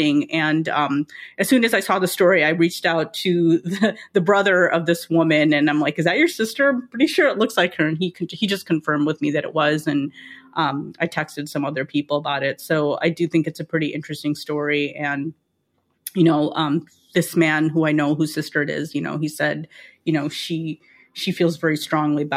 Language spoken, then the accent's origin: English; Lincolnwood, Illinois, United States; when I grew up in Lincolnwood